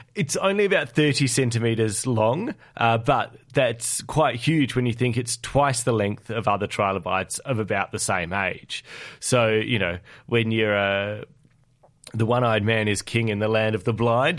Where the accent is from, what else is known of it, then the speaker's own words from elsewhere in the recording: South Australia, Australia; now in Canberra, Australia; my hometown of South Australia